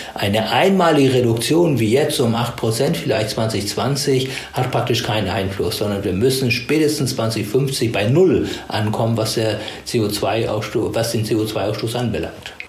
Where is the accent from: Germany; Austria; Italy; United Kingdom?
Germany; bei uns in Deutschland